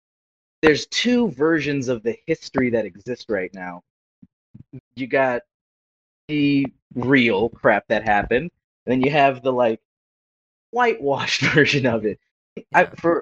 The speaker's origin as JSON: {"language": "English", "area": "Antelope Valley, Los Angeles County", "region": "California", "country": "United States", "said": "I came from the Antelope Valley, the like ass crack of Los Angeles County."}